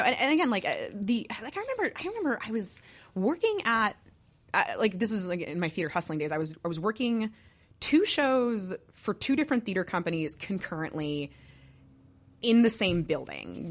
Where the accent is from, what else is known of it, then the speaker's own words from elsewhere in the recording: Massachusetts, United States; also born or lived in New Jersey; now in Chicago, United States; I was born there. I grew up mostly in Massachusetts.